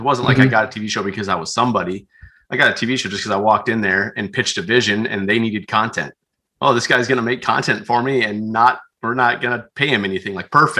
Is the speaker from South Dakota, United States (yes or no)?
yes; South Dakota, United States; I grew up out in Western South Dakota, Central and Western South Dakota.